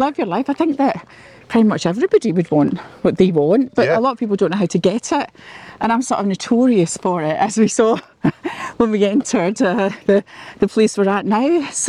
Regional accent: Clydebank, Scotland, United Kingdom; also born or lived in Sydney, Australia / Cape Town, South Africa; So I am from Clydebank, which is just outside Glasgow

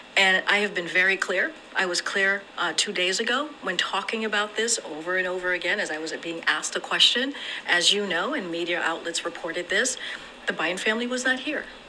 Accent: Israel; in my home country of Israel, where I reside most of the time.

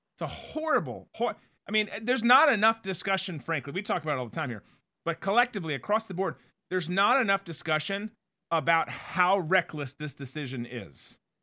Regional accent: United States; as American citizens

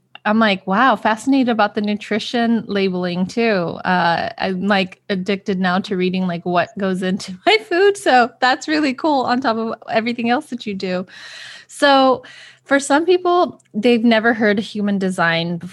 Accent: California, United States; my hometown of the United States out here in California

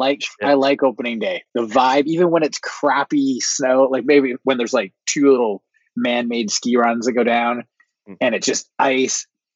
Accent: Gatineau Valley, Quebec, Canada; also born or lived in Wakefield, Quebec; now in Vancouver, Canada; I grew up in the Gano Valley.

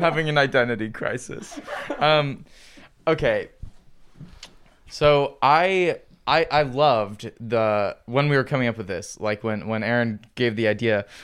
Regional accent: Midwest, United States; our Midwestern culture

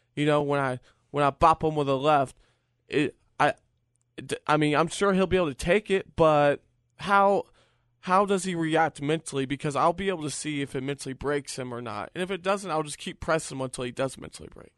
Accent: Virginia, United States; I'm from the East Coast, you know, I'm from Virginia

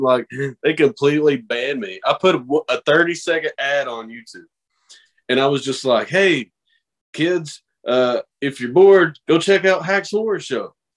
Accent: the Bible Belt, United States; I come from the Bible Belt

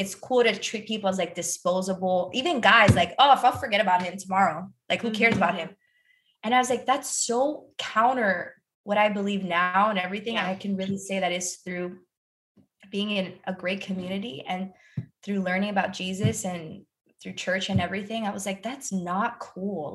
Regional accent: Miami, Broward, Florida, United States; I grew up in Miami, like, well, Broward

